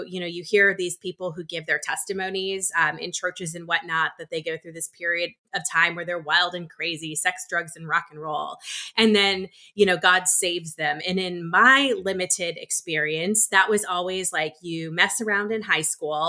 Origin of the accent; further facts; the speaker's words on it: Minnesota, United States; I'm originally from Minnesota